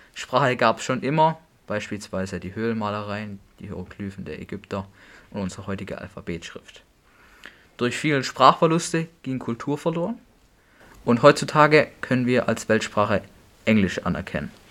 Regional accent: Germany; bei uns in Deutschland

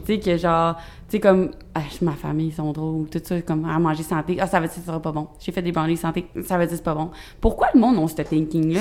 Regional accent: South Shore, Quebec, Canada; je viens pas mal de la rive sud. Je me suis promenée assez pour dire que je viens de la rive sud au complet

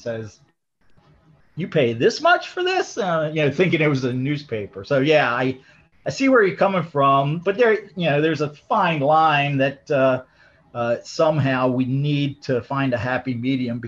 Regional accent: Maryland, United States; I'm born and raised in Maryland, came up through Pimlico and Laurel

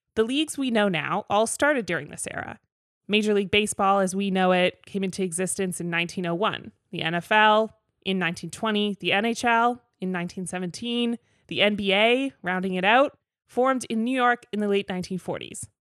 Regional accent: Toronto, Ontario, Canada; my hometown crew of Parkdale Road Runners hosted one in Toronto

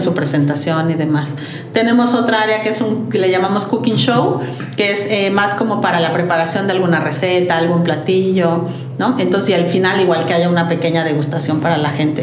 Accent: Mexico; somos un par de socios mexicanos

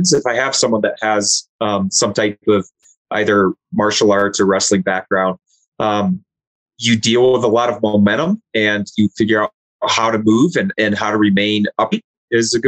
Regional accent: Michigan, United States; I grew up in Michigan

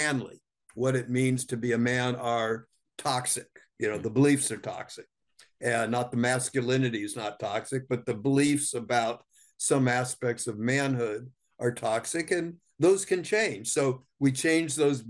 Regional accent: Southern California, United States; I grew up in Southern California in the 1950s.

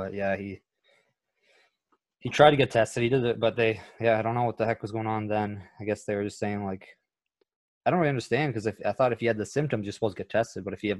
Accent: Canada; Like we're from Canada

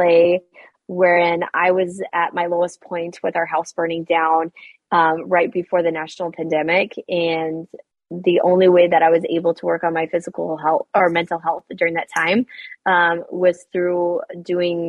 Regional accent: Western Nebraska, United States; I grew up in Western Nebraska

